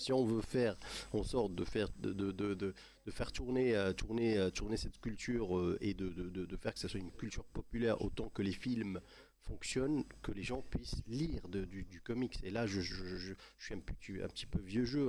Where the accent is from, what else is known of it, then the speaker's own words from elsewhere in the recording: Morocco; chez nous au Maroc